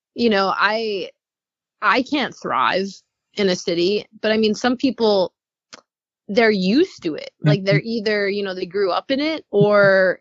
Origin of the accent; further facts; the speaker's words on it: North Shore, Long Island, New York, United States; moved away as an adult; now in California, United States; I grew up in the North Shore on Long Island, where there's a lot of trees and beaches and forests